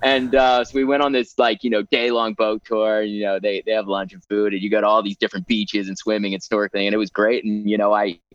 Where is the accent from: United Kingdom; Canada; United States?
United States; moved away; also born or lived in Peru; We don't even have this stuff in the US